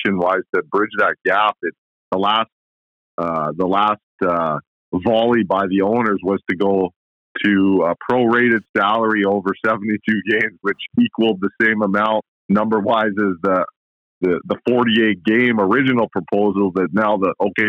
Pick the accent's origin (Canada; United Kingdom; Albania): Canada; being a Canadian